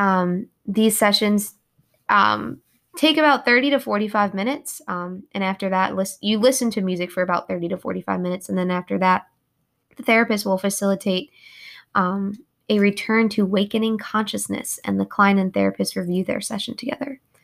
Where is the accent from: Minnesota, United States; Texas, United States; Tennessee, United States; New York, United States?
New York, United States; moved away as an adult; also born or lived in Kentucky; I'm from New York.